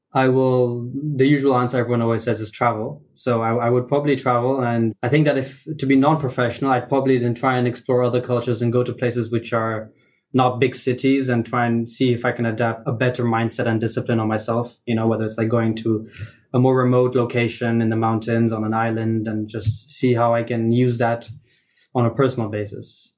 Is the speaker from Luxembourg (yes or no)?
yes; Luxembourg; I'm born and brought up in Luxembourg. I'm in Luxembourg